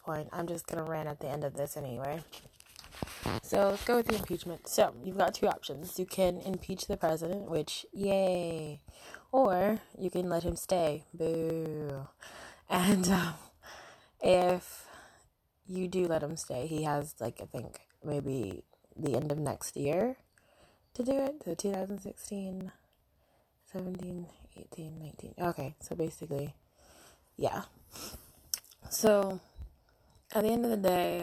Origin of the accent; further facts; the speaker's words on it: United States; also born or lived in Britain; now in United Kingdom; I'm an American in Britain